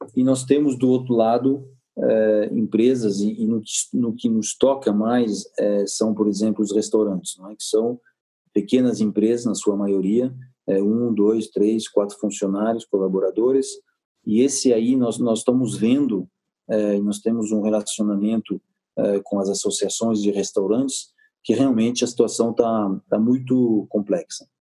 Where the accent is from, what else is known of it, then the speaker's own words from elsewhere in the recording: France; Portuguese is a second language; now in Brazil; eu sou francês